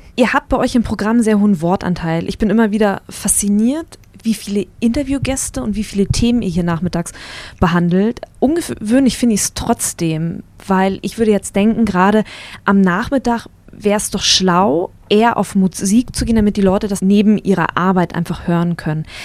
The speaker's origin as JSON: {"language": "German", "area": "Wendland", "region": "Lower Saxony", "country": "Germany", "tie": "born or raised there", "moved": "yes", "said": "Ich bin im Wendland groß geworden und da gibt es nicht so viel"}